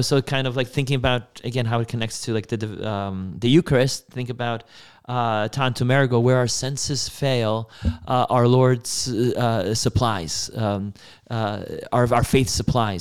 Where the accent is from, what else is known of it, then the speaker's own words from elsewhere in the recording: Poland; moved away; I was born in Poland in nineteen ninety.